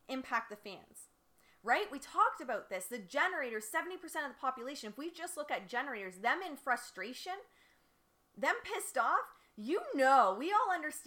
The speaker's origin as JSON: {"language": "English", "town": "Windsor", "region": "Ontario", "country": "Canada", "tie": "born or raised there", "also_born_or_lived": "Detroit, Michigan", "moved": "yes", "said": "I grew up in Windsor, spent most of my life in Detroit."}